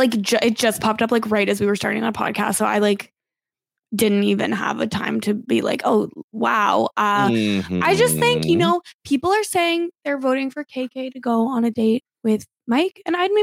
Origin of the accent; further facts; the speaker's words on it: Canada; I, of course, have lost the right to vote as a Canadian.